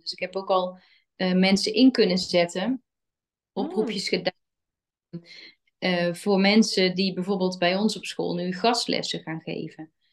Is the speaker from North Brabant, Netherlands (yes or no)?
yes; 's-Hertogenbosch, North Brabant, Netherlands; wij komen allemaal uit Den Bosch